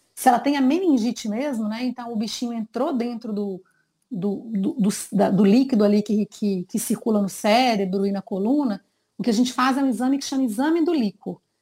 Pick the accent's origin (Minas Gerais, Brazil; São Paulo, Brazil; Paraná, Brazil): Minas Gerais, Brazil; Sou de Minas, terrinha muito querida.